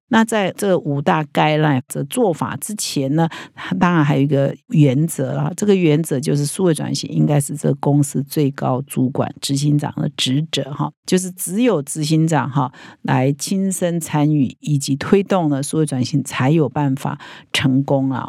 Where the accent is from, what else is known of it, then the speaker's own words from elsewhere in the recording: Taiwan; 我们台湾人最熟悉的